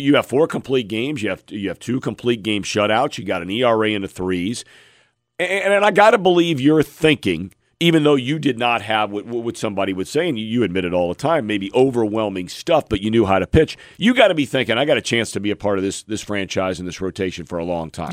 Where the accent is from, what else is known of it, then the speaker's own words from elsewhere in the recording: Cincinnati, Ohio, United States; As a kid myself growing up in Cincinnati